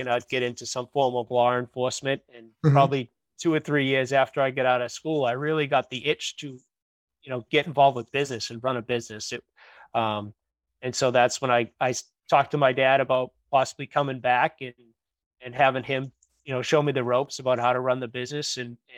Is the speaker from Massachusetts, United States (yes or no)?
yes; Woburn, Massachusetts, United States; now in Wakefield, United States; I grew up in Woburn. I live in Wakefield, Mass now, but I grew up in Woburn